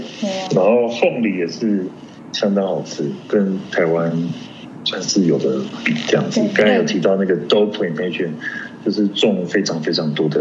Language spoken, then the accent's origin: Chinese; Colorado, United States; 我说：“我是 Colorado 来的。”